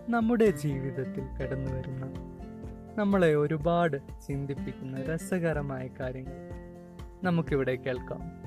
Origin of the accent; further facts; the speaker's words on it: Wayanad, Kerala, India; ഒരു വയനാട്ടുകാരനാണ്